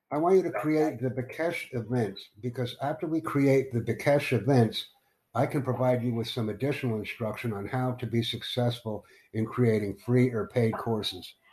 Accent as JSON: {"language": "English", "country": "United States", "also_born_or_lived": "New York City", "said": "I'm from the United States"}